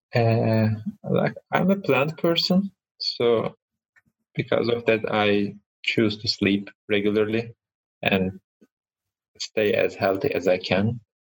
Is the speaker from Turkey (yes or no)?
yes; Ankara, Turkey; moved away as an adult; now in Ireland; I was born in Ankara, which is capital city of Turkey